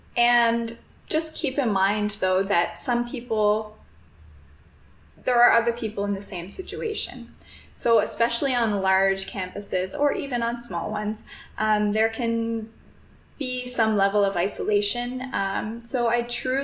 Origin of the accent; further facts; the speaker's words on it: Canada; moved away as an adult; also born or lived in Toronto; my first few years in university, I stayed in my hometown, so I lived with my family